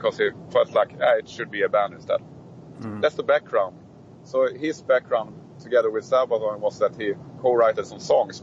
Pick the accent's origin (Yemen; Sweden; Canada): Sweden; we are from Sweden